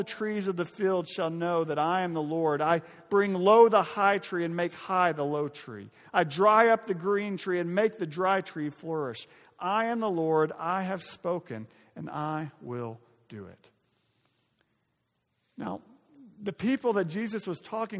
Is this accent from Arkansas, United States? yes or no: yes; Arkansas, United States; my home state of Arkansas